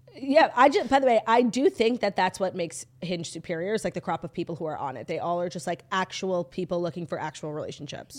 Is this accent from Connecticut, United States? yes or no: no; New York, United States; I'm from New York